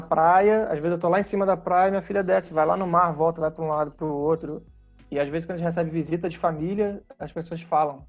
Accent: Rio de Janeiro, Brazil; moved away as an adult; now in Cascais, Portugal; Eu sou do Rio, da Zona Sul, criado por família classe média

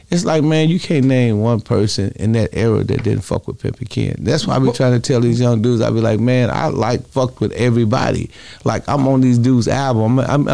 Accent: Chicago, Illinois, United States; now in Milwaukee, United States; I think it kind of upset a lot of my brothers in Chicago, but I'm from Chicago. So, but you know, I'm a Milwaukee dude.

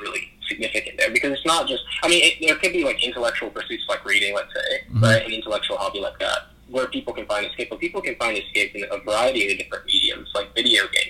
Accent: Charlotte, North Carolina, United States; also born or lived in Manhattan, New York; I was born in Manhattan, New York. And around the year 2000, I kind of made my move down here to Charlotte, North Carolina, kind of involuntarily so, because my parents were coming down here for economic opportunities

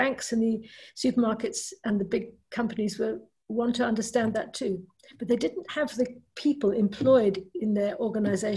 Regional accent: South Africa; moved away; I grew up in South Africa

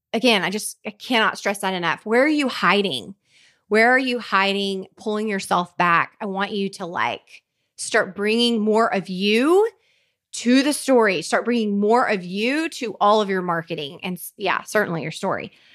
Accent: Oklahoma, United States; I grew up in a really tiny Oklahoma town

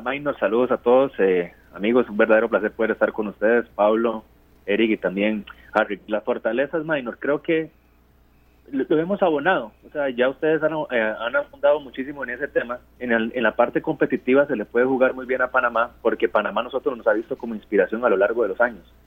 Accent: Costa Rica; nosotros mismos, los, los comunicadores como costarricenses que, tenemos sangre costarricense

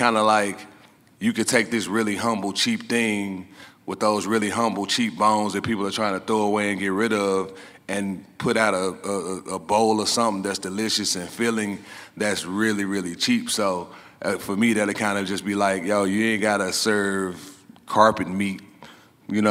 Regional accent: Memphis, Tennessee, United States; I'm from Memphis, Tennessee, aka barbecue pork capital of the world.

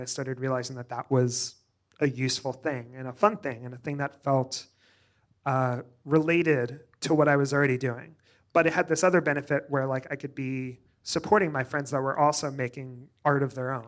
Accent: Joplin, Missouri, United States; moved away; also born or lived in New York / Springfield, Missouri; I grew up in a small town in Southwest Missouri called Joplin, Missouri.

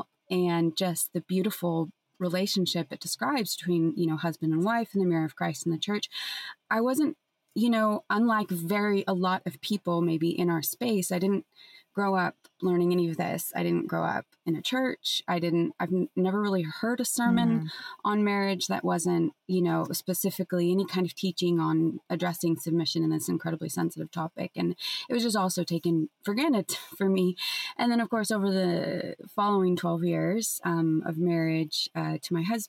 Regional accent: San Francisco, California, United States; growing up in San Francisco in the 90s and the early aughts and teens

